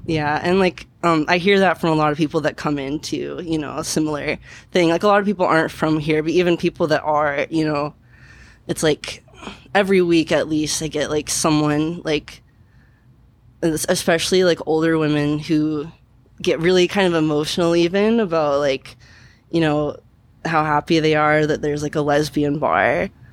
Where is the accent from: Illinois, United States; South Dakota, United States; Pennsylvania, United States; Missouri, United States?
Missouri, United States; Kansas City; moved away as an adult; now in Portland, United States; I'm from Kansas City, so it's like it's like the big city kind